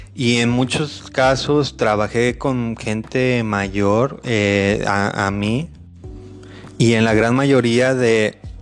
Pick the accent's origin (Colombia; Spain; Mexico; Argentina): Mexico; Yo soy mexicano